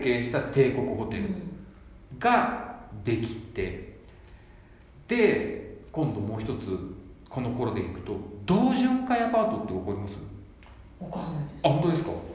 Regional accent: Yokohama, Kanagawa, Japan; 僕横浜なんですけど

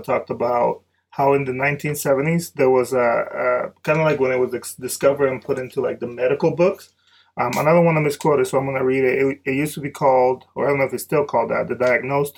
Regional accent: Dominican Republic; now in United States; growing up in Dominican Republic

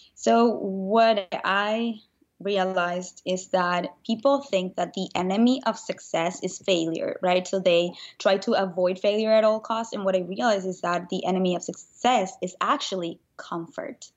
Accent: Venezuela; moved away as an adult; now in United States; I grew up in Venezuela, and when I was nineteen, I moved

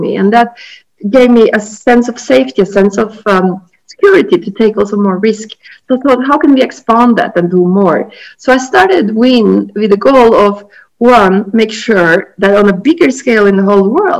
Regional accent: Norway; moved away as an adult; also born or lived in Australia / Japan / Italy; I had left my home country, Norway, and I've been around the world

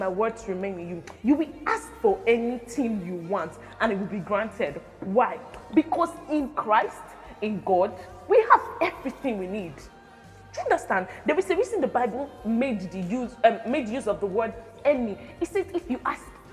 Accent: Benin City, Edo, Nigeria; I am an Edo girl. It doesn't change the fact that I am from Benin

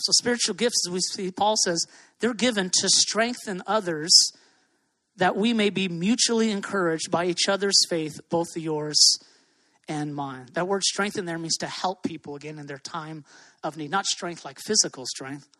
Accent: Hawaii, United States; moved away; I love living here. I'm from Hawaii, I'm a local boy

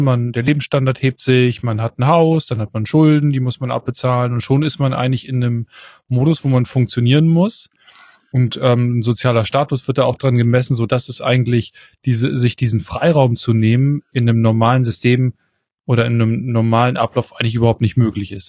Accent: Northern Germany, Germany; accent: nordischer Zungenschlag (northern German); du hast so einen nordischen, so einen nordischen Zungenschlag drauf

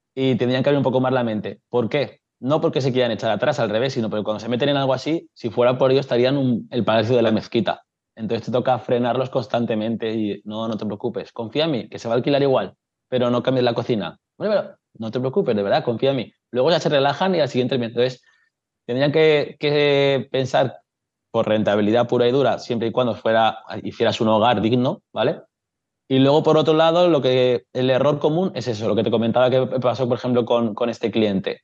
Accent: Castellón de la Plana, Valencian Community, Spain; soy de Castellón de toda la vida

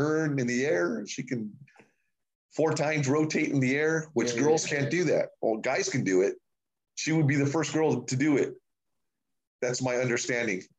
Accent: United States; I'm an American dude

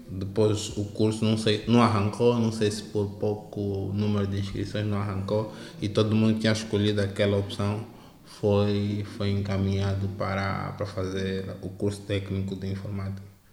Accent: Hoji ya Henda, Luanda Province, Angola; eu cresci no Ajaenda

